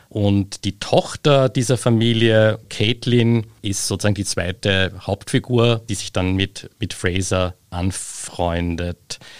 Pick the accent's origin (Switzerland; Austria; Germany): Austria; daheim in Österreich